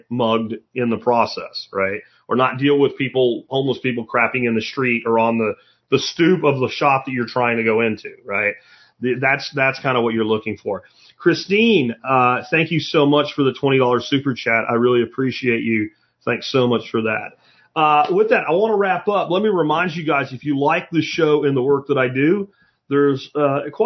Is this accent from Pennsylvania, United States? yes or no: yes; Pottsville, Pennsylvania, United States; moved away; where I grew up in Pottsville, Pennsylvania